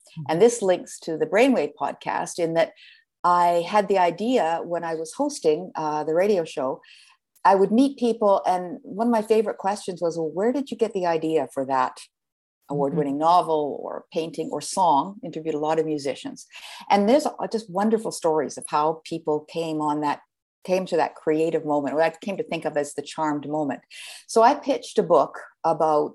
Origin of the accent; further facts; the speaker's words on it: Canada; now in United States; I'm a Canadian, and I started out there. I've been in the States for quite a few years now